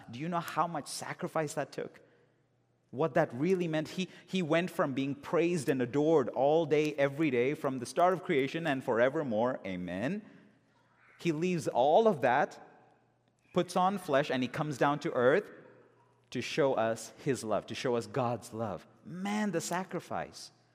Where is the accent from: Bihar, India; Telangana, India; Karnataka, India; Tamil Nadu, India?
Karnataka, India; Bangalore; moved away; in my hometown in India, in Bangalore